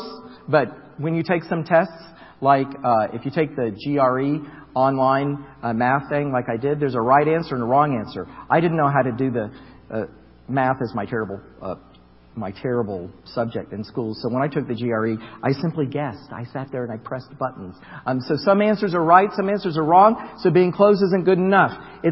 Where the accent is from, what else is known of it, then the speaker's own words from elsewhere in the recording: Florida, United States; I grew up in Florida, across from Kennedy Space Center